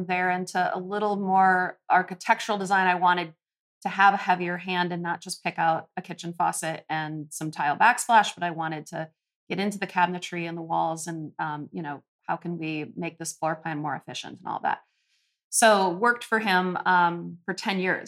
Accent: Minneapolis, Minnesota, United States; also born or lived in Colorado / Montana / California; I grew up here in Minneapolis

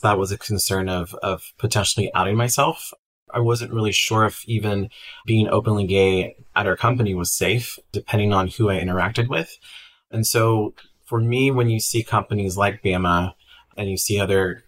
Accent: Tulsa, Oklahoma, United States; moved away as an adult; now in Southern California, United States; I am from Tulsa, Oklahoma, and born and raised

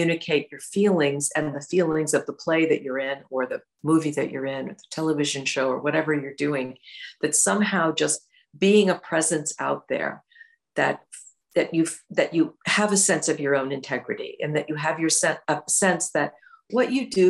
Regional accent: Midwest, United States; moved away; I came from the Midwest, and my parents are from the Midwest

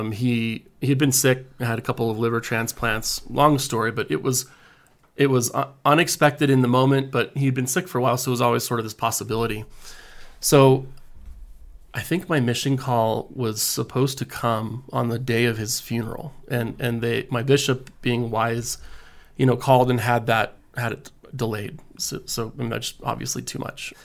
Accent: American Fork, Utah, United States; also born or lived in Houston, Texas; I grew up in American Fork, Utah

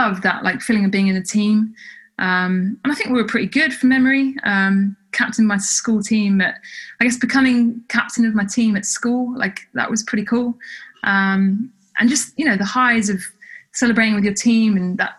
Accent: United Kingdom; moved away as an adult; also born or lived in Canada; as a British person

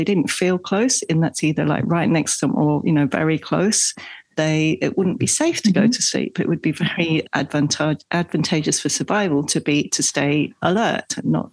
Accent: England, United Kingdom; moved away; I grew up in England.

